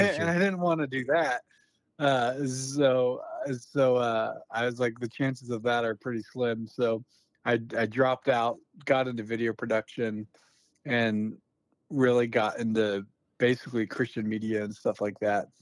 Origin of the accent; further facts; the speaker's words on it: Newport News, Virginia, United States; moved away as an adult; also born or lived in Phoenix, Arizona; now in Moscow, United States; I grew up in Newport News, Virginia